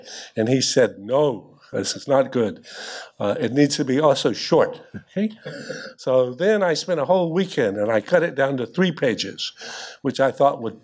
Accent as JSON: {"language": "English", "region": "North Carolina", "country": "United States", "said": "I come from North Carolina"}